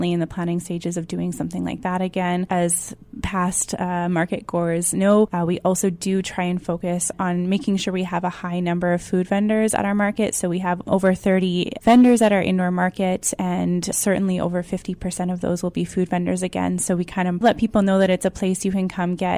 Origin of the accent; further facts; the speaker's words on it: Niverville, Manitoba, Canada; now in Winnipeg, Canada; I'm from originally about 30 minutes south of Winnipeg. I grew up in Niverville